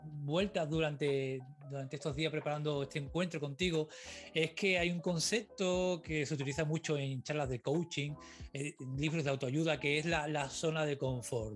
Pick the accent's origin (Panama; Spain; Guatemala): Spain; Cádiz, Andalusia; moved away; yo soy de Cádiz